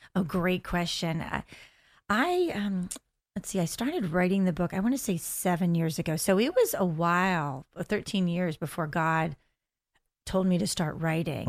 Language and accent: English; United States; moved away as an adult; also born or lived in Delaware / Pennsylvania; now in Orlando, United States; Actually, I am from the Delaware, uh, Pennsylvania area. We moved to the Orlando area about five years ago.